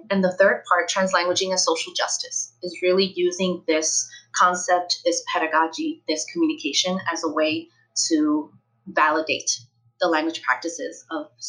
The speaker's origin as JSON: {"language": "English", "town": "New York City", "region": "New York", "country": "United States", "tie": "born or raised there", "also_born_or_lived": "Chile / Queens, New York", "said": "I came from Chile to New York City when I was 5 years old."}